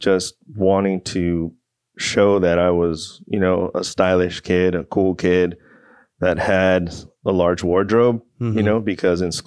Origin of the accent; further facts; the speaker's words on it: Port Hueneme, California, United States; also born or lived in Oxnard, California; I was born in Port Hueneme, California. Growing up in Port Hueneme and Oxnard